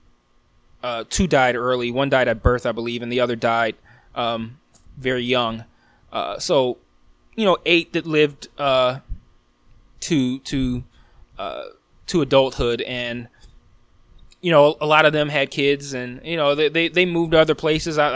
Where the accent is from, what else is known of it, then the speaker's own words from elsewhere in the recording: Detroit, Michigan, United States; I'm born and raised in Detroit. I've lived in Detroit for over 30 of my nearly 39 years